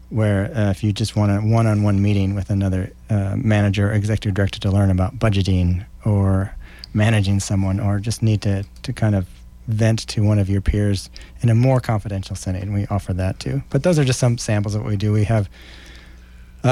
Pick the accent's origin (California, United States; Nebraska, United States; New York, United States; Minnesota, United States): Nebraska, United States; Lincoln; I grew up here in Lincoln, always proud and excited to be part of Lincoln and the community